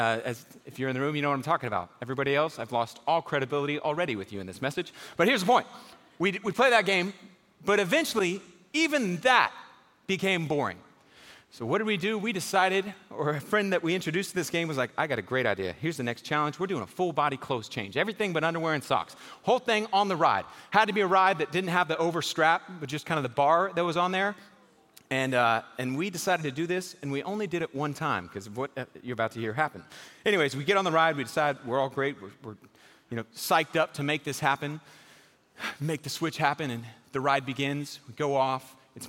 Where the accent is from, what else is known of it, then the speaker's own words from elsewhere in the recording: Houston, Texas, United States; I grew up in Houston, Texas. Anybody from Houston in here? Man, we got like five people in this church total from Houston. So I grew up in Houston.